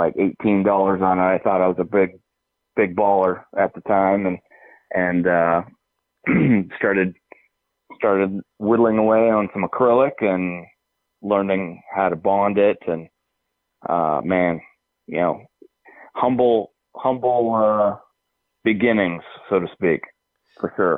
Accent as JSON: {"language": "English", "town": "Seattle", "region": "Washington", "country": "United States", "tie": "born or raised there", "said": "I've born and raised in the Seattle area"}